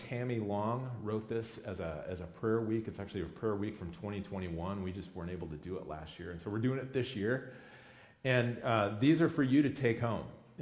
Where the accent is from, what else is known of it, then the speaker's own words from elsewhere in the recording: Midwest, United States; moved away as an adult; also born or lived in Chicago; I grew up in the Midwest. I grew up in a very rural place, but it was a large Catholic community